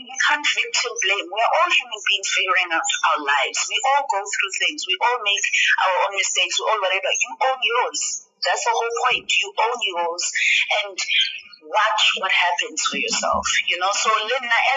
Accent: South Africa; Black South African women

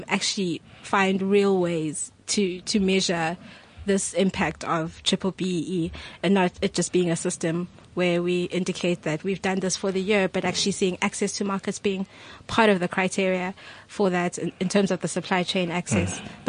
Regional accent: South Africa; I grew up in South Africa.

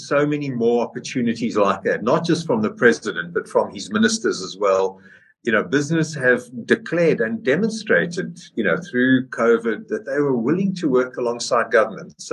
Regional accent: South Africa; I'm a proud South African

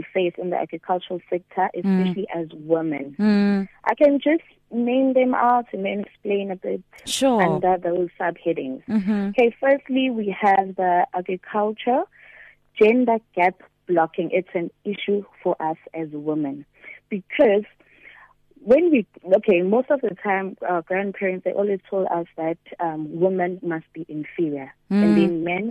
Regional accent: Durban, KwaZulu-Natal, South Africa; I was born and raised in Durban, KwaZulu-Natal, in a small location called Lamontville

